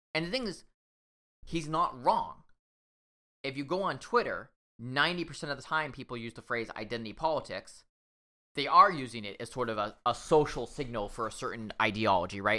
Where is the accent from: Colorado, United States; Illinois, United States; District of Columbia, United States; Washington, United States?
Washington, United States; I'm from Washington State